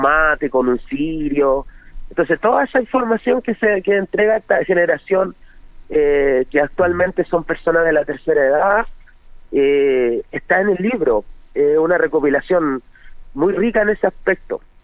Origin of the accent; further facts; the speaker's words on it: Longaví, Maule, Chile; yo soy oriundo de Longaví, del sector de la tercera